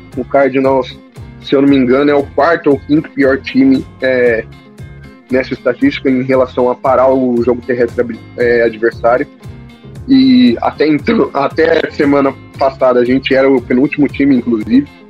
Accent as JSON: {"language": "Portuguese", "town": "Campinas", "region": "São Paulo", "country": "Brazil", "said": "eu sou de Campinas, torcedor"}